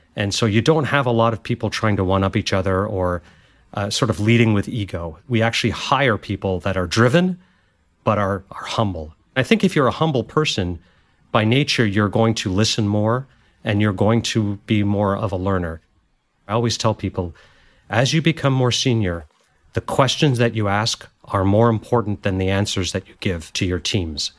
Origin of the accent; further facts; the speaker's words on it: Montreal, Quebec, Canada; moved away as an adult; also born or lived in India / Goa / Paris; now in United States; growing up in Montreal and studied business.